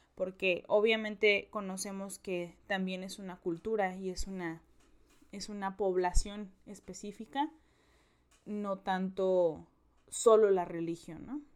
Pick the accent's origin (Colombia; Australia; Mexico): Mexico; los mexicanos lo sabemos perfecto